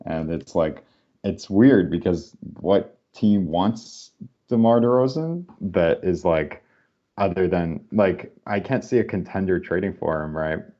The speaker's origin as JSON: {"language": "English", "country": "Canada", "said": "we're Canadian"}